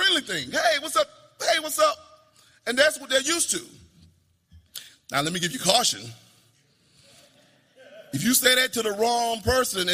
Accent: Spartanburg, South Carolina, United States; now in California, United States; I grew up in Spartanburg, South Carolina, in an all-black neighborhood

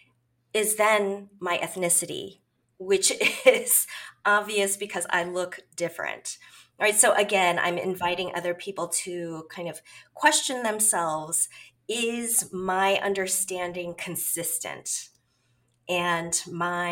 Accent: Chicago, Illinois, United States; also born or lived in Korea; I am from the Chicagoland area. This is actually where I've been for most of my life

